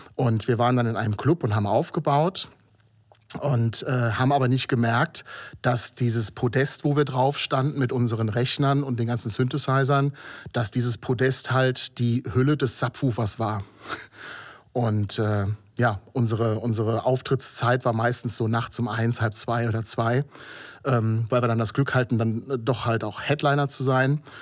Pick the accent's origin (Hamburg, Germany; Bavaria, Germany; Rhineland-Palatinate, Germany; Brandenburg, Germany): Rhineland-Palatinate, Germany; Kobern-Gondorf; moved away as an adult; now in Trier, Germany; seit 15 Jahren Wahltrierer und komme aus Kobern-Gondorf an der Mosel